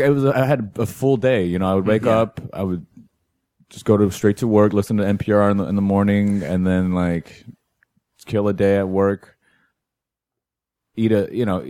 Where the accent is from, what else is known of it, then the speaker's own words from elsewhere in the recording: Houston, Texas, United States; accent: slight Texan drawl; moved away as an adult; also born or lived in Berkeley / San Francisco / Los Angeles; now in New York, United States; I grew up in Houston